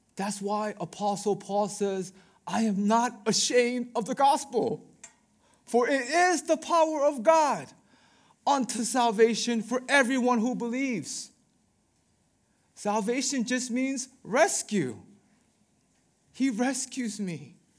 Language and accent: English; Baltimore, Maryland, United States; I am from Baltimore